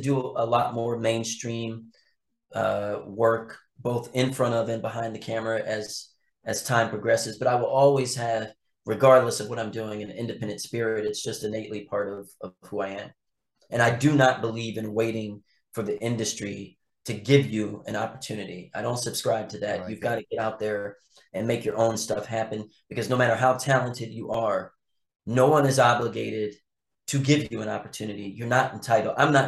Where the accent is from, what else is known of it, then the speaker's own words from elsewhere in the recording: Philadelphia, Pennsylvania, United States; also born or lived in Los Angeles / North Carolina / South Carolina; I've been in my hometown of Philadelphia a lot more